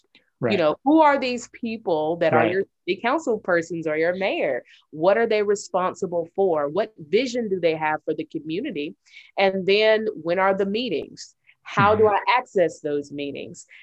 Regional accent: Chattanooga, Tennessee, United States; I am a native Chattanoogan. I was born and raised in District 8

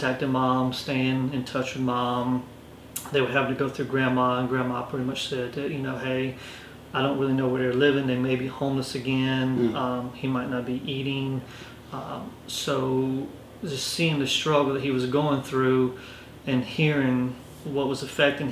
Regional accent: Orangeburg, South Carolina, United States; moved away as an adult; now in Rock Hill, United States; I grew up in Orangeburg, graduated, came to Winthrop, and I stayed.

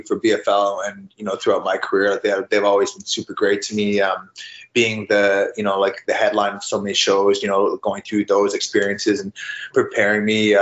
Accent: Canada; I'm a Canadian

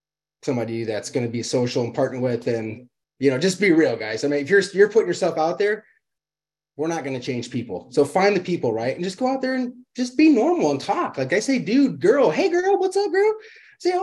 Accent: Illinois, United States; now in Arizona, United States; I'm from Illinois, ton of snow there. And that's why I live in Arizona now

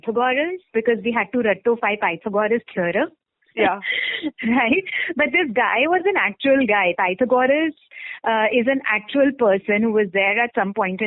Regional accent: India; born and brought up in India

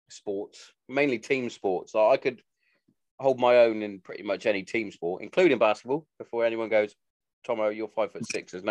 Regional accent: Bath, South West England, United Kingdom; obviously, I'm from Bath

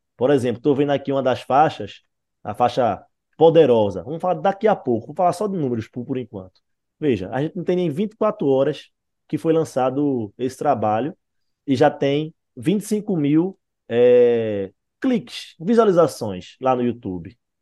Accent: Recife, Pernambuco, Brazil; eu e Wagner somos do Recife

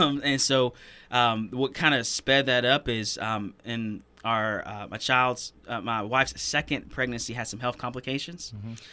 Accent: Greenville, South Carolina, United States; I was born and raised in Greenville

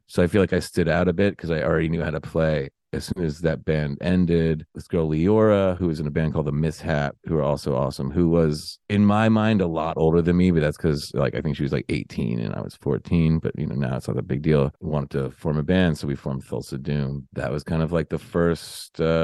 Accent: New York City, New York, United States; I grew up in Morningside Heights

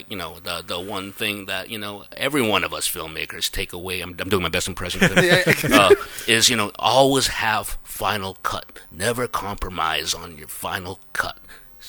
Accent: Jakarta, Indonesia; I was born in Jakarta, in Indonesia. So I was a natural born Indonesian

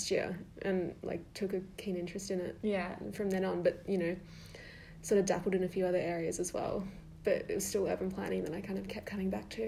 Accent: Melbourne, Victoria, Australia; Um, like Diego said, I was born and raised in Melbourne

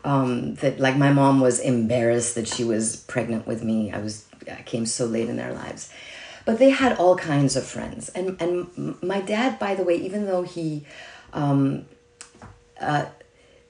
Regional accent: Iran; now in United States; I was born in Iran, And I was 10 years old when the revolution in Iran happened.

